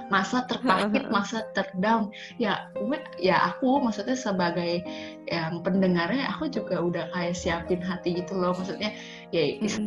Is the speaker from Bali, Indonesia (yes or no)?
yes; Bali, Indonesia; Waktu aku ke Bali, aku orang Bali kan yang baduy.